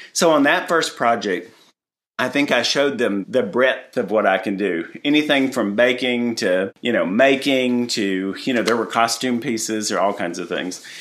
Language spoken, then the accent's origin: English; Tennessee, United States; moved away; I'm from Tennessee